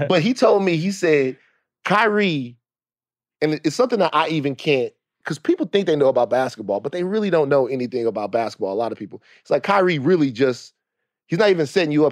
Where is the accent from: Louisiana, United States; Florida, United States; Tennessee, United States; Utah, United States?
Louisiana, United States; Baton Rouge; also born or lived in Los Angeles; I'm from Louisiana, Baton Rouge